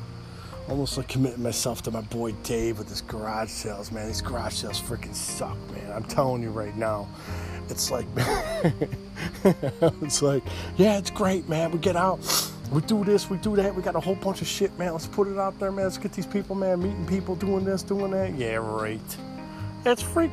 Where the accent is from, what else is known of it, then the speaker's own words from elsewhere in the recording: United States; Born in America, but my mom and dad, they were Irish and German